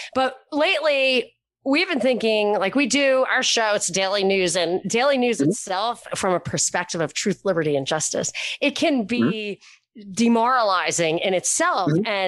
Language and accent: English; New York, United States; moved away; And I grew up in New York where not only did I not know any traditional conservatives, I didn't know any Republicans even. Then I moved to Texas